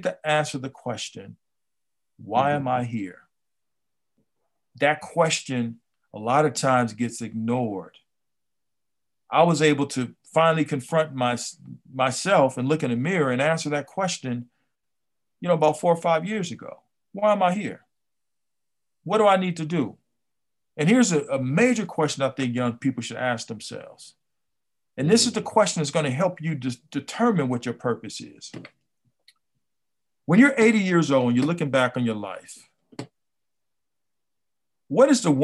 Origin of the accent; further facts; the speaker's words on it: Compton, California, United States; I grew up here in Compton